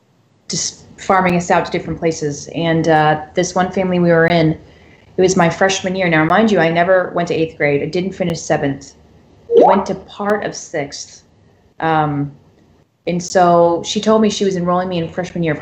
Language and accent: English; Florida, United States; moved away; also born or lived in California; I'm from Florida